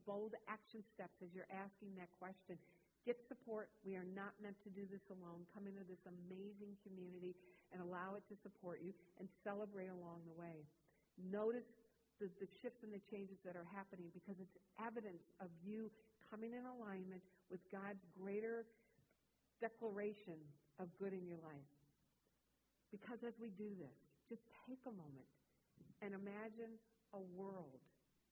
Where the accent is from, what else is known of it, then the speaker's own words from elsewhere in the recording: Wisconsin, United States; moved away; I grew up in Wisconsin.